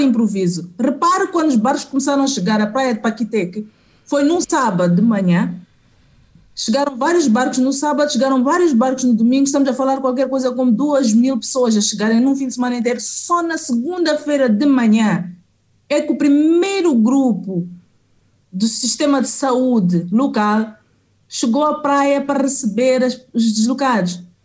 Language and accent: Portuguese; Mozambique; como eu sou africana e também no caso de Moçambique, em particular, sou moçambicana